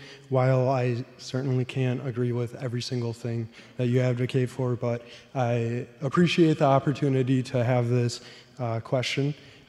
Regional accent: Kaukauna, Wisconsin, United States; moved away as an adult; now in Madison, United States; I'm from Kaukauna, Wisconsin. Moved down to Madison to work at the state legislature.

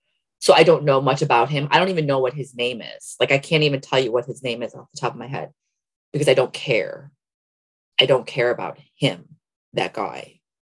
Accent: Elmhurst, Illinois, United States; I went to a very white high school in Elmhurst, Illinois. So I was like one of few Asian

